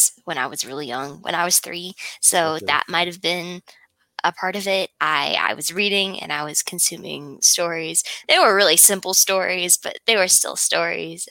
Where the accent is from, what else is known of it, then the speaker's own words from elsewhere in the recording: Utah, United States; I'm from Utah